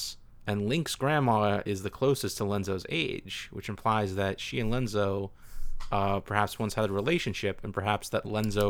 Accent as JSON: {"language": "English", "region": "Ohio", "country": "United States"}